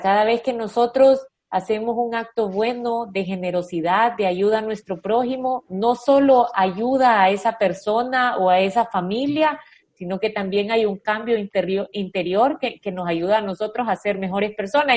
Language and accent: Spanish; El Salvador